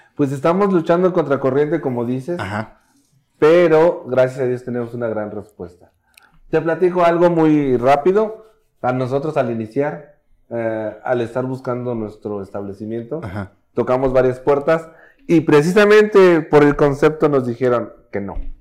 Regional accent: Puebla, Mexico; now in Saltillo, Mexico; Somos originarios de Puebla

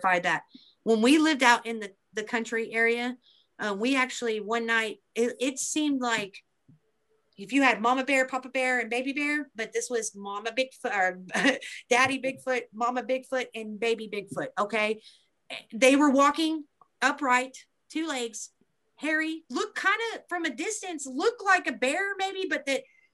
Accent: Beebe, Arkansas, United States; this is in my hometown.

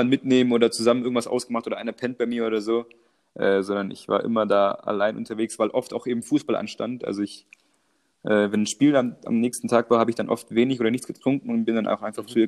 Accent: Croatia; als Kroate

